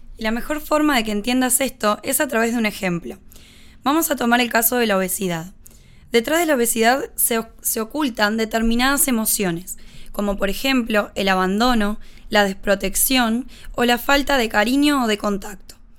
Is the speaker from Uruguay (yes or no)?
yes; Uruguay; Soy uruguaya, tengo 28 años